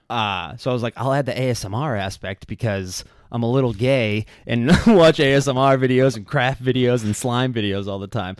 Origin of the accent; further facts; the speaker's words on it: Quincy, Massachusetts, United States; I'm from Quincy, I still live there